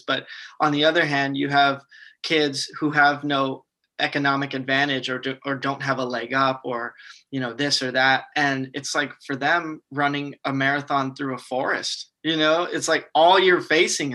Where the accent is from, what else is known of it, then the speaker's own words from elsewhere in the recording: San Antonio, Texas, United States; in my hometown here in San Antonio